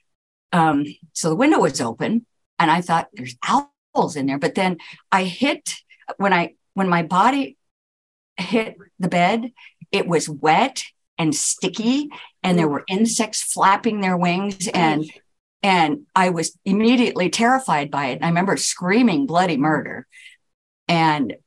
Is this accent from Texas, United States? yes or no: no; Southern California, United States; Growing up, being born and raised in Southern California